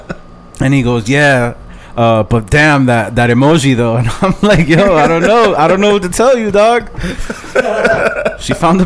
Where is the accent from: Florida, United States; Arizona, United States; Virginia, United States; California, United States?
Florida, United States; Kendall; We lived like in Kendall.